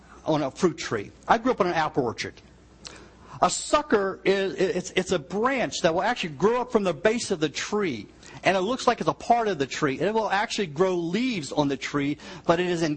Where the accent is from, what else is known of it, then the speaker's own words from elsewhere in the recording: United States; I grew up in the Virginia, West Virginia line